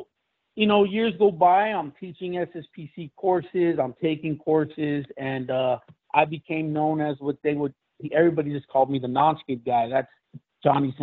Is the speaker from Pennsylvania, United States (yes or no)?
no; Los Angeles, California, United States; I was born in East Los Angeles and grew up in Los Angeles in a pretty rough part of town.